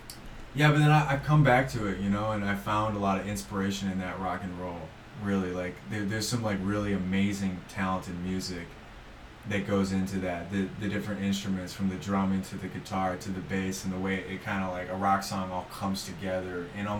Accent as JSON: {"language": "English", "town": "Brighton", "region": "Michigan", "country": "United States", "tie": "born or raised there", "said": "growing up in Brighton"}